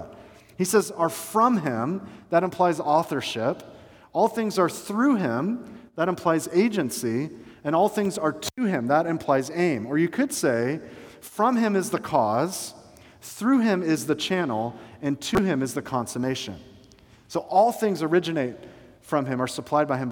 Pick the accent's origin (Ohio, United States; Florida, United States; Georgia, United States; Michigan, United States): Georgia, United States; Atlanta; now in Bradenton area, United States; I was growing up in Atlanta